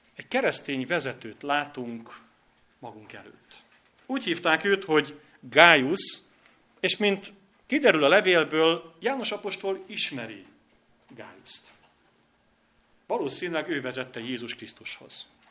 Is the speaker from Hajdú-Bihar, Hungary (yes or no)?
yes; Hajdúböszörmény, Hajdú-Bihar, Hungary; now in Budapest, Hungary; Én is hajdú göszörményi vagyok